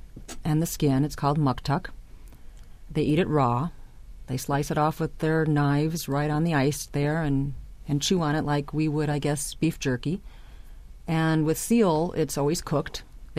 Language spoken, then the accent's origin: English; Chicago, Illinois, United States; and I grew up in Chicago, so yes, it was very cold, even in summer.